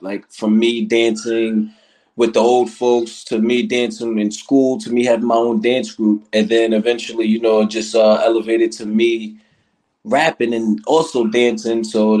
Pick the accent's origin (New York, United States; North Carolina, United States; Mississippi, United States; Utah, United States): New York, United States; Riverhead; I'm from Riverhead, New York.